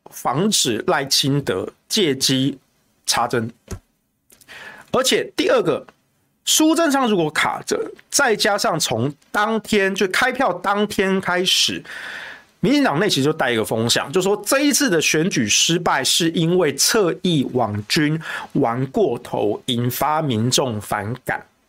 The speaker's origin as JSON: {"language": "Chinese", "region": "Yilan County", "country": "Taiwan", "tie": "born or raised there", "also_born_or_lived": "Taichung", "moved": "yes", "said": "我小时候住宜兰"}